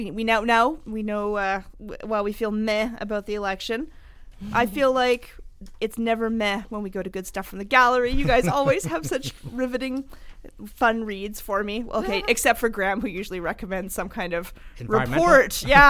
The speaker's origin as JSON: {"language": "English", "town": "Fort McMurray", "region": "Alberta", "country": "Canada", "tie": "born or raised there", "said": "this is my hometown, basically my hometown."}